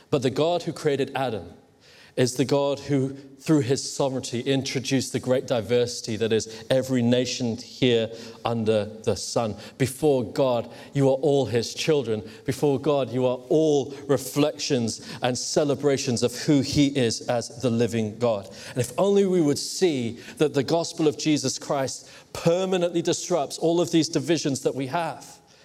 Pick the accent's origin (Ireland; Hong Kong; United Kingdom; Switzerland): Hong Kong; I grew up in Hong Kong.